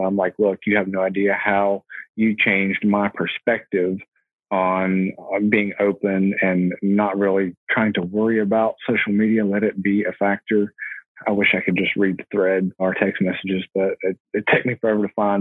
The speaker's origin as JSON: {"language": "English", "town": "Huntington", "region": "West Virginia", "country": "United States", "tie": "born or raised there", "said": "I'm from Huntington. I live in between the two biggest cities in West Virginia, Charleston and Huntington. So I'm, I'm directly in the middle of there and I've been here all my life."}